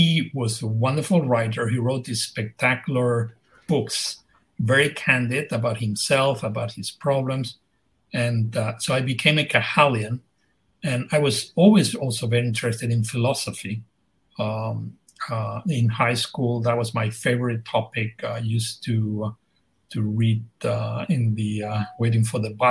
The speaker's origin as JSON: {"language": "English", "town": "Madrid", "region": "Community of Madrid", "country": "Spain", "moved": "as an adult", "lives_now": "United States", "said": "I'm Spanish. I'm from Madrid, from the center of the town"}